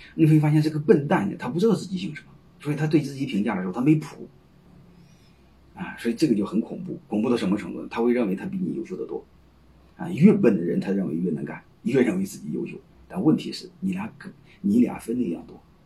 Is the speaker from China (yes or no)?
yes; China; 我们中国人，你看在一起呢，他喜欢讲，讲古情义，喜欢讲道德，喜欢讲兄弟感情